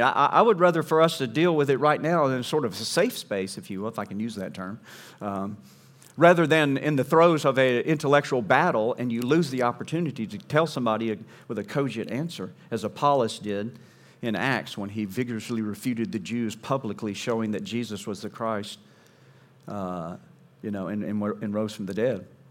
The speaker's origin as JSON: {"language": "English", "region": "Southeast", "country": "United States", "tie": "born or raised there", "said": "growing up in the Southeast, in the lower forty-eight"}